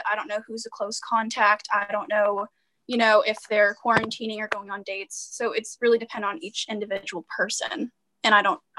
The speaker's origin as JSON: {"language": "English", "region": "Georgia", "country": "United States", "moved": "as an adult", "lives_now": "New Hampshire, United States", "said": "when I moved from Georgia to New Hampshire for college, I got tacked on an extra twenty thousand dollars just to attend an out-of-state college."}